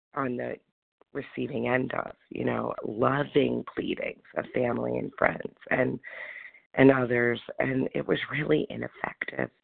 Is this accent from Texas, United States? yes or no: no; New York, United States; now in Florida, United States; I'm from New York, but I'm in Florida